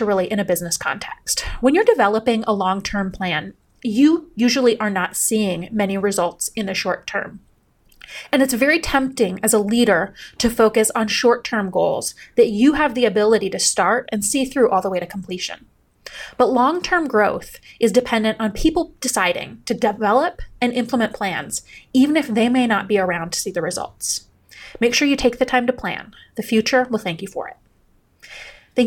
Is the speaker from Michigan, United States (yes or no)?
yes; Upper Peninsula of Michigan, United States; moved away; when I was a kid, I grew up in the Upper Peninsula of Michigan